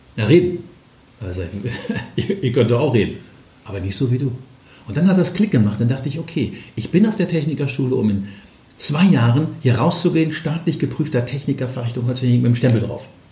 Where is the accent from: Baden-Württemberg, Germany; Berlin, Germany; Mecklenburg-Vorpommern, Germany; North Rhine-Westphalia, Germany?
North Rhine-Westphalia, Germany; Ruhr area; moved away as an adult; now in Hamburg, Germany; ich komme ja aus dem Ruhrgebiet